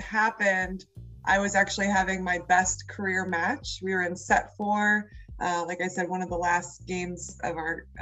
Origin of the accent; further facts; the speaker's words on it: Cleveland, Ohio, United States; moved away as an adult; also born or lived in Washington, D.C.; I'm from Cleveland, Ohio.